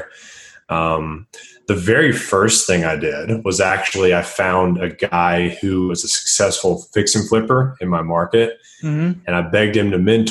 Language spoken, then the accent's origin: English; Tennessee, United States; moved away as an adult; also born or lived in Nashville, Tennessee; now in Denver, United States; I live in Denver, Colorado. I'm originally from Tennessee.